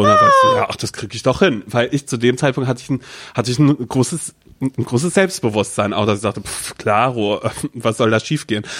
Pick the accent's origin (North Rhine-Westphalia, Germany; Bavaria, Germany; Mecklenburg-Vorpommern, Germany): Mecklenburg-Vorpommern, Germany; ich komme aus Mecklenburg-Vorpommern.